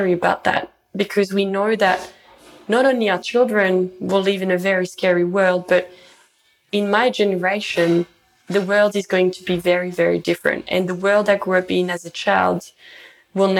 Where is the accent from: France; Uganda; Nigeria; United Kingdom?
France; moved away as an adult; now in Brisbane, Australia; I grew up in the French Alps in the mountains.